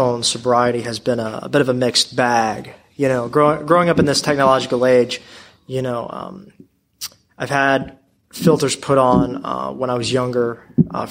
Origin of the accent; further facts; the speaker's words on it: Baltimore, Maryland, United States; I'm from Baltimore